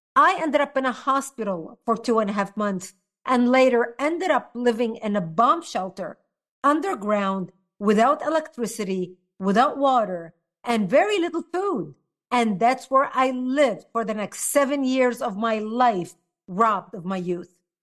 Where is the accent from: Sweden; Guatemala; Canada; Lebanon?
Lebanon; now in United States; I was born and raised in Lebanon